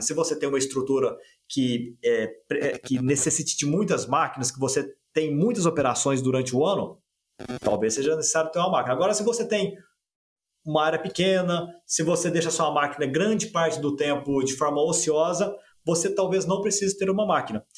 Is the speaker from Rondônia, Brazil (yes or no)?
no; Guaxupé, Minas Gerais, Brazil; moved away as an adult; now in Uberlândia, Brazil; eu venho lá de Gochupé, na verdade Santa Cruz da Prata, que é um distrito pertinho de Gochupé, no sul de Minas Gerais, com 3 mil habitantes